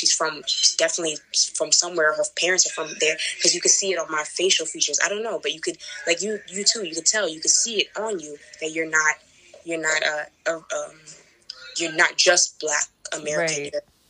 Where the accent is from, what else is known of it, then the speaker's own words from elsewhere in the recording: Jamaica; Sometimes people don't notice that I'm Jamaican. They say either you're Haitian or half Dominican.